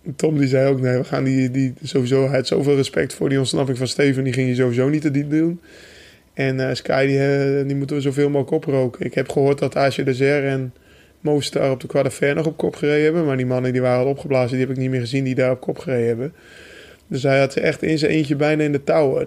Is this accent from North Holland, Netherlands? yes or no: yes; North Holland, Netherlands; bij ons in Noord-Holland